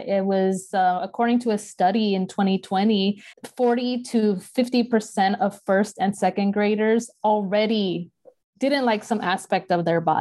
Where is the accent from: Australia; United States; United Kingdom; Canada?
United States; I was born here in the United States